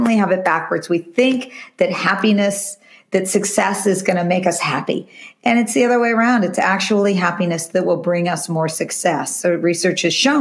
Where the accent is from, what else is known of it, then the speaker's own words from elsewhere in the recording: California, United States; I am a California girl. I really was born and raised in California.